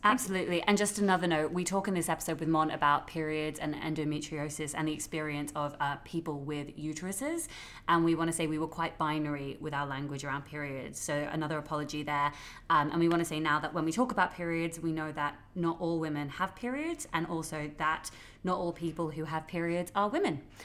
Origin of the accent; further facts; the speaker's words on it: Australia; now in London, United Kingdom; I'm originally from Australia